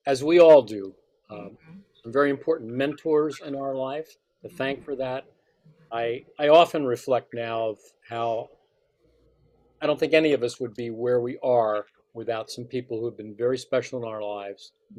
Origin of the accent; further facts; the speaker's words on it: Easton, Pennsylvania, United States; also born or lived in Bethlehem, Pennsylvania; I'm a Pennsylvanian. I was born in Easton, Pennsylvania, in the Lehigh Valley area, and was a product of public education there for my first 10 years, and then after my father remarried, we moved to Bethlehem